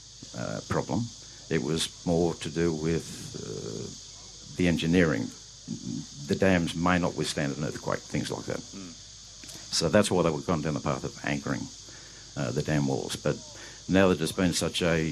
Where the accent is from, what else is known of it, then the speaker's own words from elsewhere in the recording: Newcastle, New South Wales, Australia; now in Melbourne, Australia; I'm originally from Newcastle, Macca, but home is in Melbourne now